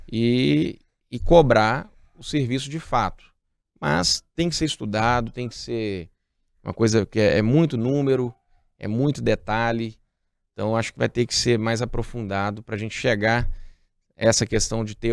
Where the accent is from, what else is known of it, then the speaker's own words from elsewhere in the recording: Barreiro, Minas Gerais, Brazil; nós temos lá no Barreiro, eu que sou do Barreiro, é, o Eterno esperando o metrô.